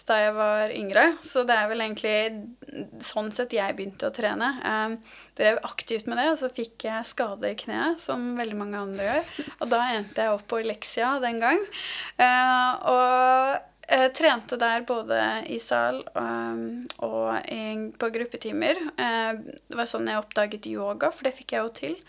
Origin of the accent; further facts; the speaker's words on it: Asker, Akershus, Norway; jeg er jo fra Asker